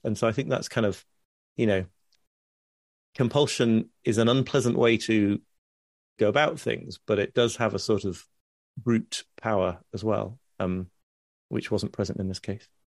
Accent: United Kingdom; being specifically British in my, in my personality

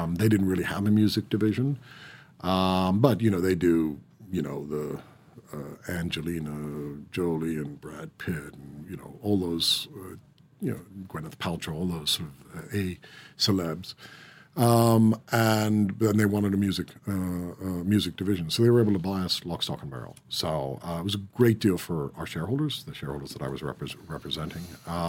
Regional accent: Ireland; Do I see myself as Irish? Yeah, I do. But I think I have to persuade people that I'm Irish because they listen to my accent and say, oh, really?

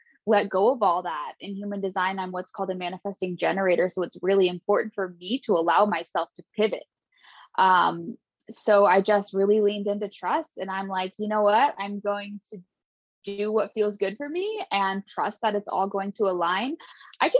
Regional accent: Redding, California, United States; I was born and raised in Northern California, and that's where I currently live. So I grew up in a small town called Redding

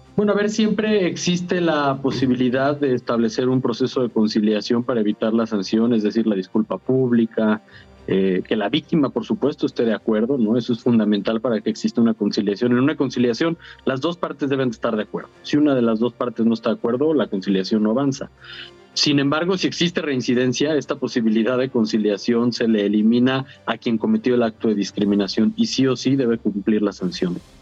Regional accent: Mexico; son parte de nuestra identidad como mexicanos

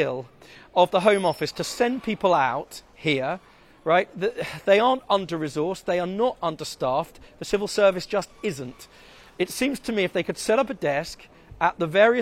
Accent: United Kingdom; as a British person

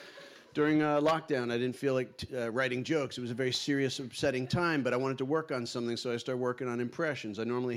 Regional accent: New York, United States; now in London, United Kingdom; I'm from New York. I live in London now

